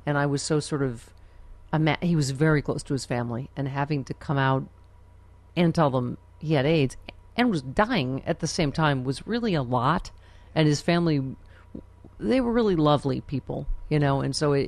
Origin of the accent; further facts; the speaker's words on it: Buffalo, New York, United States; I'm from Buffalo